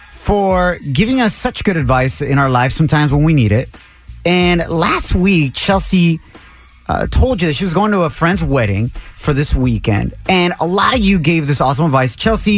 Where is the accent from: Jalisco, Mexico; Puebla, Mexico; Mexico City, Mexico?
Jalisco, Mexico; Ocotlán; moved away; also born or lived in Santa Ana; I'm from Jalisco, born and raised out there in Ocotlán. And then came over to Santa Ana